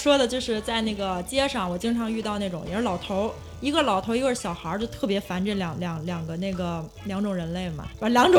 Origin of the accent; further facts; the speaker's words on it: China; 当时大街上也就我一个中国人嘛